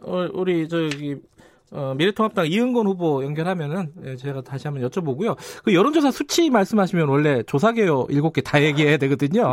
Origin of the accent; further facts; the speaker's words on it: Daejeon, South Korea; 제가 사실 고향이 대전 중구입니다